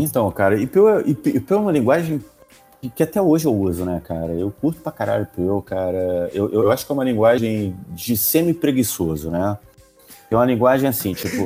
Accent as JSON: {"language": "Portuguese", "region": "Rio de Janeiro", "country": "Brazil", "said": "eu era o único membro do grupo que era do Rio de Janeiro"}